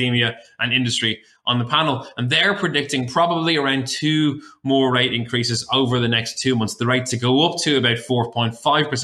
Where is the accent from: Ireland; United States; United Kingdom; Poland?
Ireland; moved away as an adult; now in Australia; I'm from Ireland originally. I've been living here 12 years